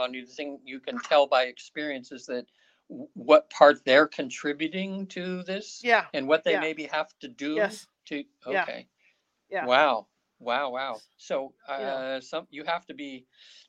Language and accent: English; North Highlands, California, United States; moved away; I grew up in North Highlands